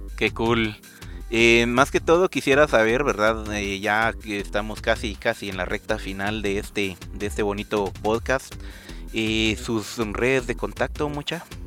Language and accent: Spanish; Guatemala; lo que hemos hecho como, como chapines